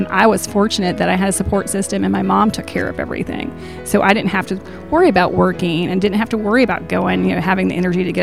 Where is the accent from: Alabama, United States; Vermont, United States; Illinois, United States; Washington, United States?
Alabama, United States; the Shoals area; I am from the Shoals area.